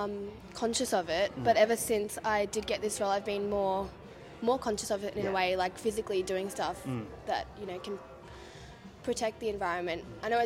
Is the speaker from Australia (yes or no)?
yes; near Geelong, Victoria, Australia; Because I come from Geelong, 20 minutes away in a small town from Geelong. And only like 20 minutes from the ocean.